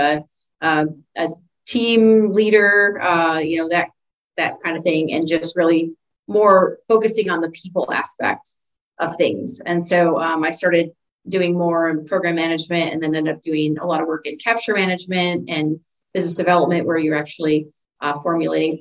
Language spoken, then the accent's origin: English; Illinois, United States; I grew up in Illinois in a very small community, small town